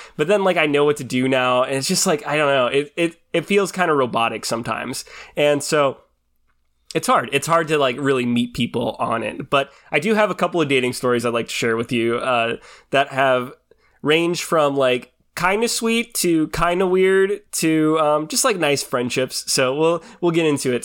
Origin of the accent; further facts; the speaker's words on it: Washington, United States; I grew up in Washington